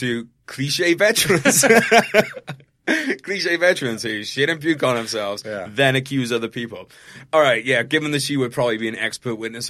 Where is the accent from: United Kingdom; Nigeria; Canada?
United Kingdom; I'm British.